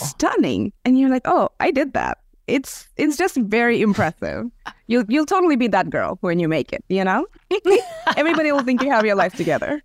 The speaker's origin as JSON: {"language": "English", "country": "India", "said": "I'm, I'm Indian, but my, my husband is Serbian"}